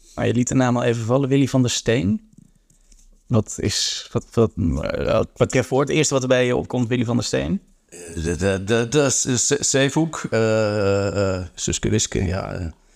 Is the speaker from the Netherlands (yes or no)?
no; Antwerp, Flanders, Belgium; Antwerpen is mijn thuisstad